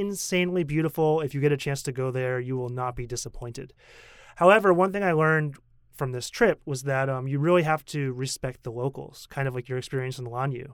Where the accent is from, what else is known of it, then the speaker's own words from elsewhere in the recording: United States; moved away as an adult; also born or lived in Korea; now in Taiwan; as a kid growing up in America